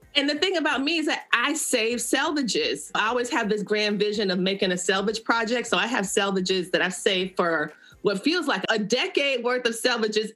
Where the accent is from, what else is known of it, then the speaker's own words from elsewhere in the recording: West Palm Beach, Florida, United States; I was like a fourth generation born and raised in that community